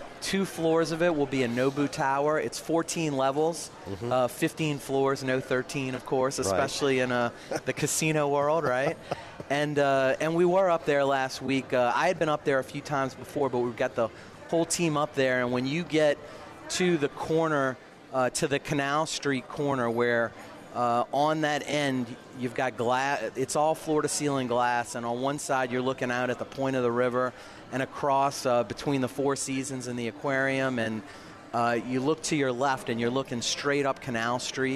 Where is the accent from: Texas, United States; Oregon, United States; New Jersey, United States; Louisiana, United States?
Louisiana, United States; New Orleans; the first GM of Harris New Orleans, actually born and raised here